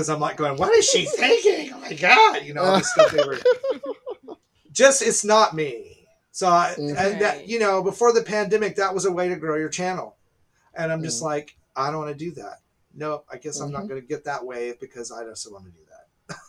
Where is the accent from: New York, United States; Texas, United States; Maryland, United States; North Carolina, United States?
Texas, United States; Dallas; I'm from Dallas, so I was there.